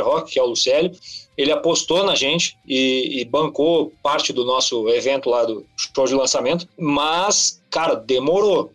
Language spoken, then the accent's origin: Portuguese; Rio Grande do Sul, Brazil; eu sou do Rio Grande do Sul